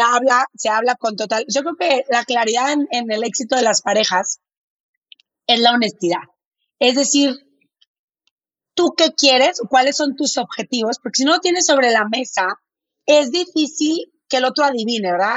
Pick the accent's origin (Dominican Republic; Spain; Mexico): Mexico; Monterrey, Nuevo León; accent: medio golpeado; yo soy de Monterrey. Entonces, si hablo medio golpeado, no es que esté enojada